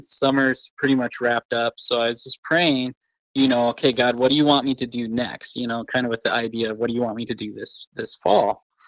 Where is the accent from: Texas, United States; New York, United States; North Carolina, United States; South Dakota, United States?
South Dakota, United States; Rapid City; the church I grew up in Rap City